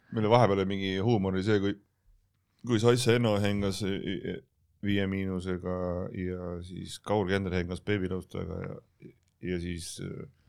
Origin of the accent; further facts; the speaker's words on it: Tallinn, Harju County, Estonia; ma olen üles kasvanud siin kanalas, Telliskivi tänaval